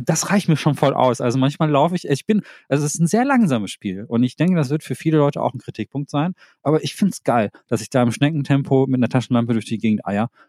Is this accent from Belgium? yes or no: no; Thailand; moved away; meinem Heimatland Thailand